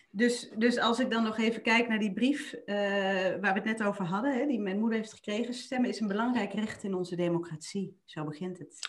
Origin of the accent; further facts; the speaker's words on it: Limburg, Netherlands; ik ben een Limburgse